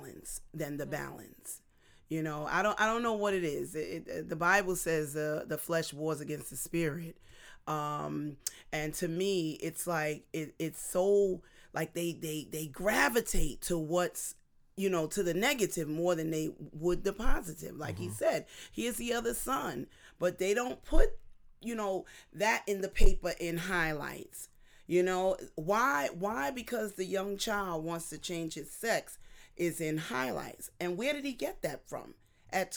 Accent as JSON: {"language": "English", "town": "New York City", "region": "New York", "country": "United States", "tie": "born or raised there", "also_born_or_lived": "East Flatbush, Brooklyn", "said": "I'm the original Bed-Stuy"}